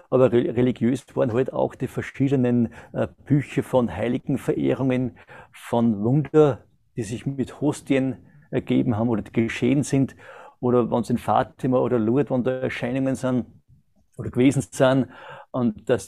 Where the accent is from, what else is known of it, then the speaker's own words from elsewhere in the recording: Austria; bin 1970 geboren in Österreich, äh, habe die ganzen äh, Pflichtschulen und alles dort absolviert